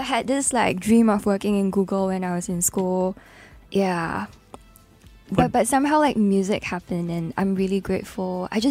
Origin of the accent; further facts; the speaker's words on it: Singapore; what my identity is as a Singaporean.